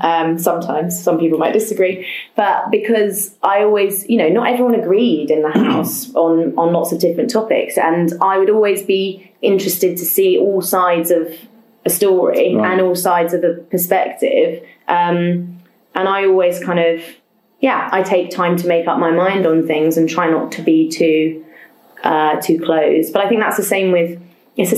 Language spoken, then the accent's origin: English; London, United Kingdom; born or raised there